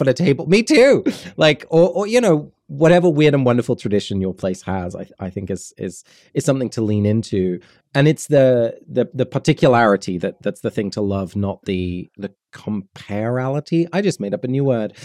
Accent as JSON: {"language": "English", "region": "London", "country": "United Kingdom", "tie": "born or raised there", "said": "I was born and raised in London and then in the, the countryside south of London"}